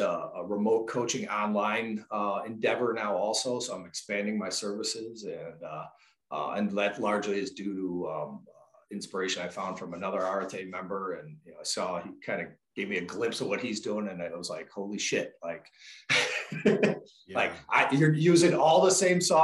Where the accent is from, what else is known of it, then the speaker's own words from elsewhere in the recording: Chicago suburbs, Illinois, United States; Born and raised in the Chicago suburbs